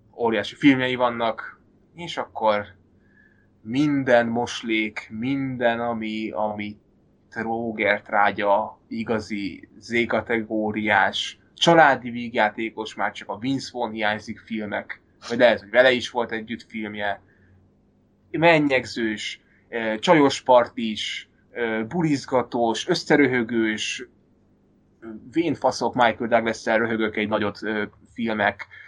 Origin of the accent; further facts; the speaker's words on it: Hungary; moved away as an adult; now in Denmark; én is magyar vagyok, Dániában vagyok